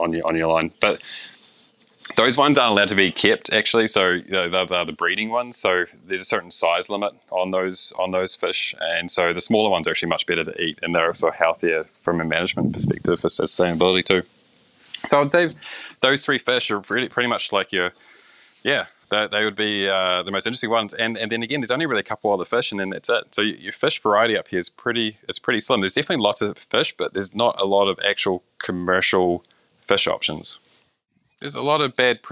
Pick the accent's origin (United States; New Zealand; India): New Zealand; now in Canada